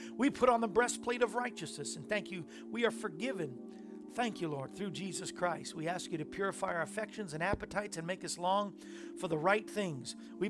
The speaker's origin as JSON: {"language": "English", "region": "Tennessee", "country": "United States", "said": "We're Tennesseans."}